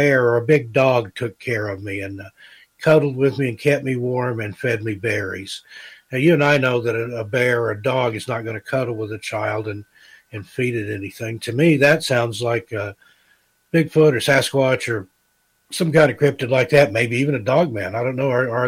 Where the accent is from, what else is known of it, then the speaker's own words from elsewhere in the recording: Great Smoky Mountains, United States; I grew up in the Smoky, I've seen a lot of bear and stuff